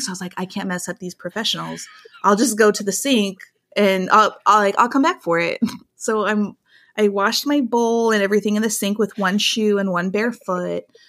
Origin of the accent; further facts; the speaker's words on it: small town Iowa, United States; our small town Iowa life